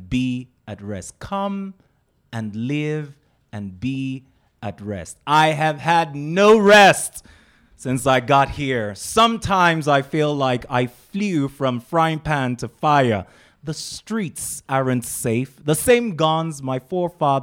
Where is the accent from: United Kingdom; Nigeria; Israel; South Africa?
Nigeria; now in United States; we're Nigerians